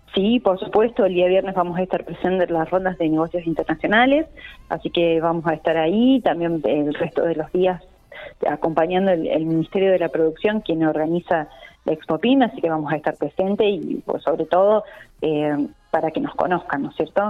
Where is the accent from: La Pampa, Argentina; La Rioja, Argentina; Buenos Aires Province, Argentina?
La Pampa, Argentina; como pampeana